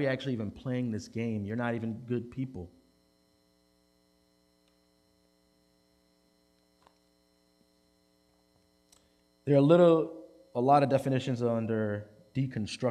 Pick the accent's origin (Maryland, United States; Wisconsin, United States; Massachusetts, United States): Maryland, United States; Baltimore; in West Baltimore City, I grew up at a Presbyterian church